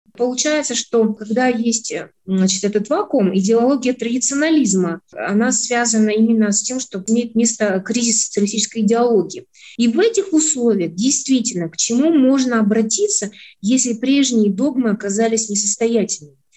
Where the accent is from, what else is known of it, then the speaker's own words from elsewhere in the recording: Kazakhstan; мы через это себя чувствуем, понимаем, как казахи